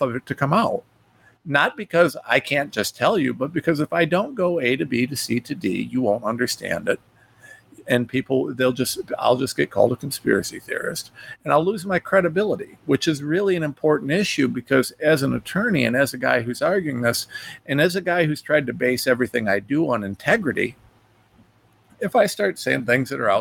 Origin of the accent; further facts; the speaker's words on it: Ohio, United States; a nobody from Ohio